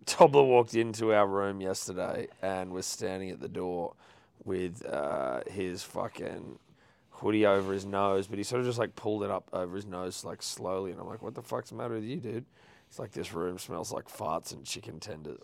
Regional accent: Sydney, New South Wales, Australia

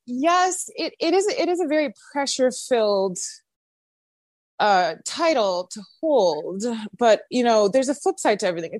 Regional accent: Miss Maryland USA, East Coast, United States; also born or lived in New York City; growing up on the East Coast

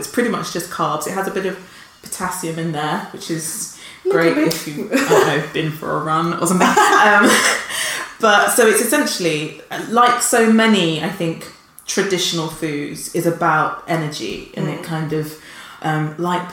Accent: United Kingdom; tapioca as a Brit is a milk pudding like rice pudding. And they would serve it at school

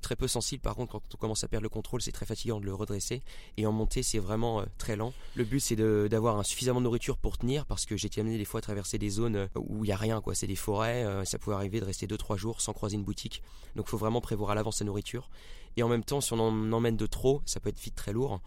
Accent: Rennes, Brittany, France; moved away; also born or lived in Marseille; je suis originaire de Rennes euh, en Bretagne

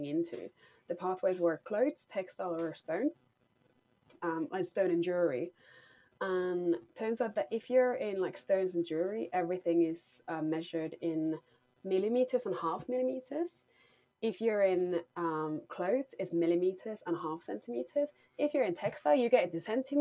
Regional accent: Finland; moved away as an adult; now in London, United Kingdom; I grew up in Finland

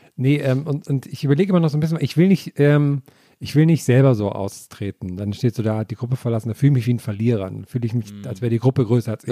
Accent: Thuringia, Germany; moved away; mein Heimatdorf zurückdenke in Thüringen

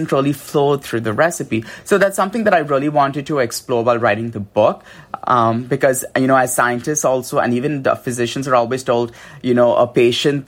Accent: India; moved away; I grew up in India

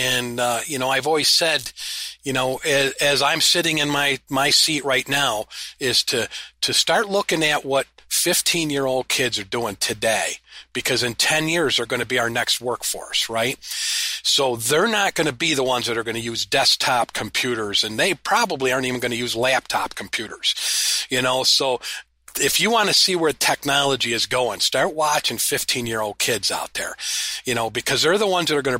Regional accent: upstate New York, United States; we're from upstate New York

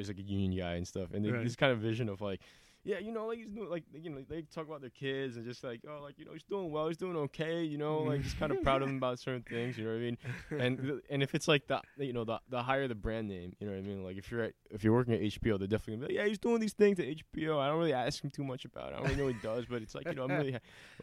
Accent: New York City, New York, United States; I'm from Queens. I'm from Flushing

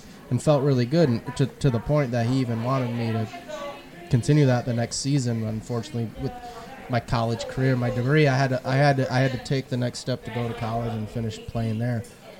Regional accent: Toledo, Ohio, United States; I grew up playing hockey in the Toledo area

